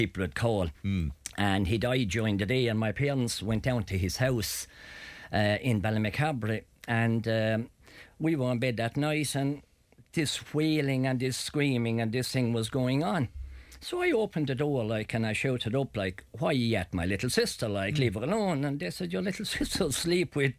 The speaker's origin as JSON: {"language": "English", "country": "Ireland", "said": "I come from Petticoat Loose Country"}